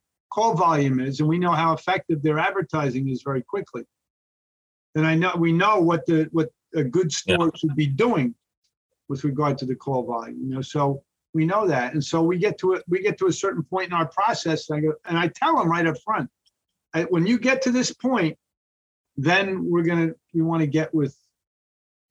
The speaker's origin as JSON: {"language": "English", "region": "New York", "country": "United States", "said": "I'm from New York"}